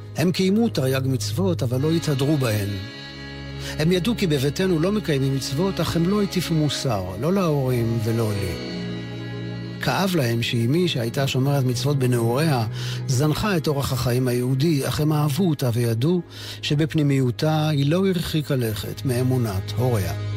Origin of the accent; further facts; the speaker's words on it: Givatayim, Tel Aviv District, Israel; בעיר שבה גדלתי, גבעתיים